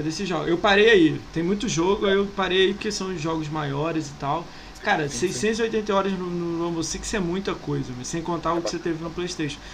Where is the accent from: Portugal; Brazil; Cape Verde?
Brazil; Rio de Janeiro; also born or lived in São Paulo; now in Niterói, Brazil; Eu sou do Rio